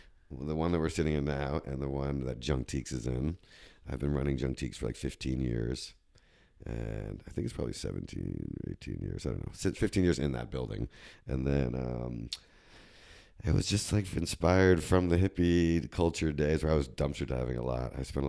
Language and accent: English; New Jersey, United States; Up in Jersey.